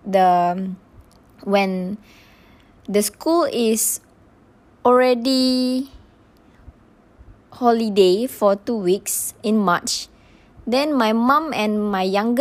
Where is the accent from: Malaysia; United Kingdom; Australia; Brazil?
Malaysia; also born or lived in Tanjung Malim; go back to my hometown